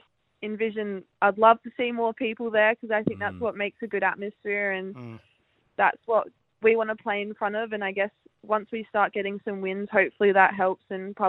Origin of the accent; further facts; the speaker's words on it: Adelaide, South Australia, Australia; it's my hometown